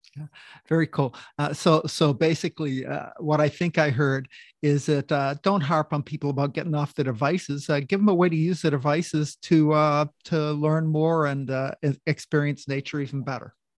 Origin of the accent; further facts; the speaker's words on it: Oakland, Maine, United States; now in Tacoma, United States; I grew up in Oakland, Maine.